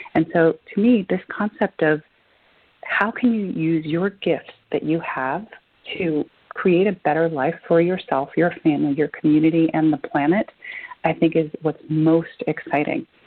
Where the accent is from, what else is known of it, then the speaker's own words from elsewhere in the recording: Argentina; now in United States; I'm an immigrant. I'm originally from Argentina